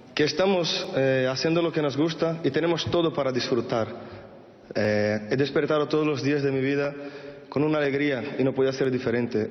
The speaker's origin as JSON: {"language": "Spanish", "country": "Brazil", "also_born_or_lived": "Madrid, Spain", "moved": "as an adult", "said": "Yo cuando salí de Brasil"}